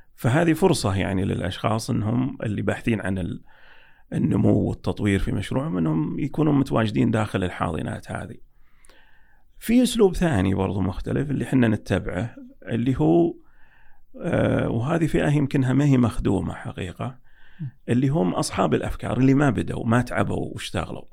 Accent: Saudi Arabia; عندنا في السعودية

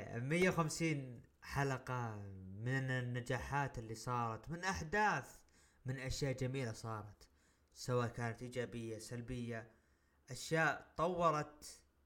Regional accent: Saudi Arabia; عندنا بالسعوديه

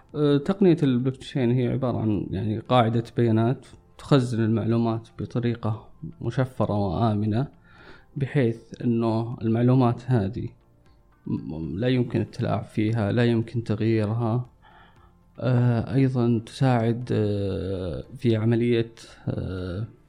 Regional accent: Saudi Arabia; عندنا في السعودية

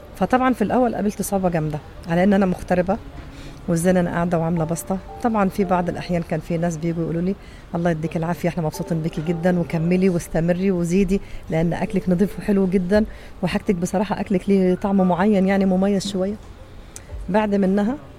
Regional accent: Egypt; now in Saudi Arabia; انا مصريه

